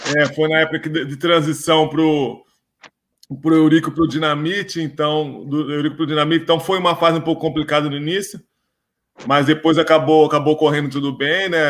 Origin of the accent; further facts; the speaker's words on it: São Carlos, São Paulo, Brazil; moved away as an adult; also born or lived in Joinville / Portugal; eu sou do interior de São Paulo, de São Carlos. Aí comecei na escolinha no Paulistinha, em São Carlos